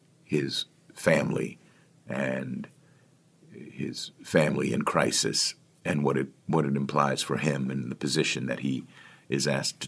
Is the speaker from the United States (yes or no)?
yes; Washington, District of Columbia, United States; Book is set in Washington, D.C., which is my hometown